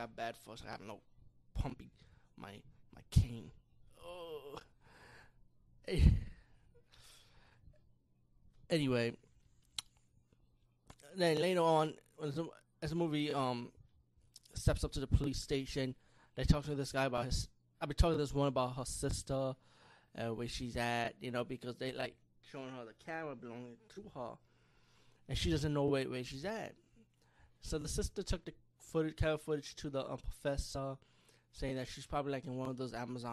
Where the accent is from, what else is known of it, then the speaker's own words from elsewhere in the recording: New York City, New York, United States; I'm proud as a New Yorker boy right here living in the Bronx